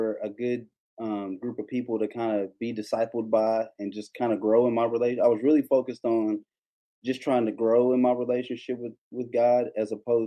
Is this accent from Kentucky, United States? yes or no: yes; Kentucky, United States; I grew up in Kentucky in the Baptist church.